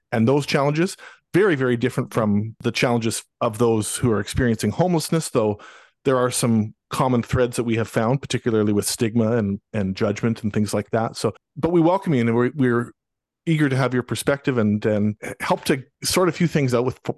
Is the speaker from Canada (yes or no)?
yes; Abbotsford, British Columbia, Canada; now in Mission, Canada; I'm in Mission now, but I'm from Abbotsford. I've born and raised in Abbotsford. Uh, I moved to Mission about uh, six years ago or so